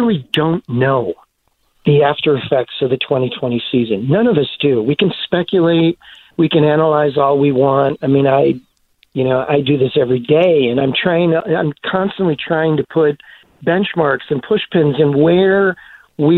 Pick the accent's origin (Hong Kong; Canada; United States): United States; Chicago, Illinois; I grew up in the North Side